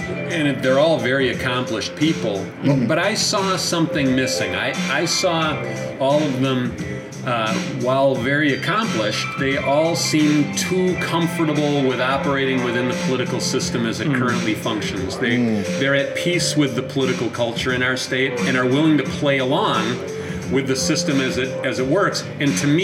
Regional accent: Clark County, Wisconsin, United States; I grew up in Clark County, about halfway between Eau Claire and Wausau, on a family dairy farm.

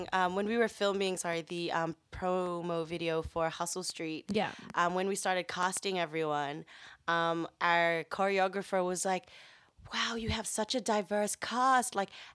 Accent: Philippines; I'm Filipina. Remember we discussed this?

